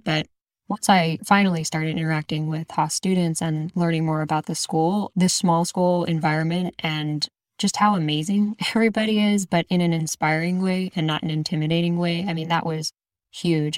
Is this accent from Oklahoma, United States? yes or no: no; Exton, Pennsylvania, United States; moved away; I actually grew up outside of Philadelphia in a place called Exton, Pennsylvania.